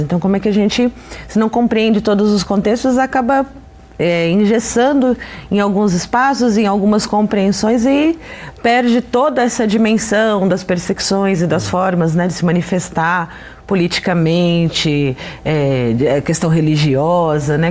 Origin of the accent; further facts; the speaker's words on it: Brazil; aqui no nosso, pra, no, no nosso país